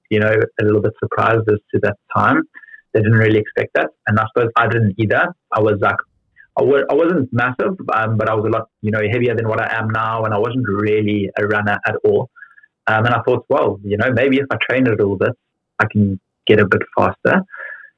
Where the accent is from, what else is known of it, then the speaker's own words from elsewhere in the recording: Johannesburg, Gauteng, South Africa; accent: South African; moved away as an adult; now in London, United Kingdom; I've still got a very strong South African accent